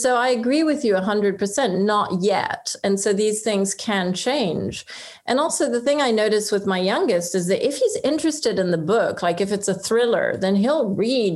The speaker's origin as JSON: {"language": "English", "country": "France", "tie": "born or raised there", "also_born_or_lived": "Oxford", "moved": "yes", "said": "I was brought up in France"}